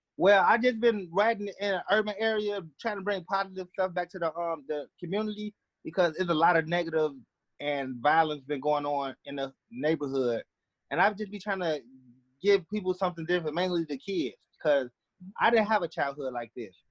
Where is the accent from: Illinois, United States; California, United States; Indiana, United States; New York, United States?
Illinois, United States; Chicago; I'm from Chicago, um, southeast side of Chicago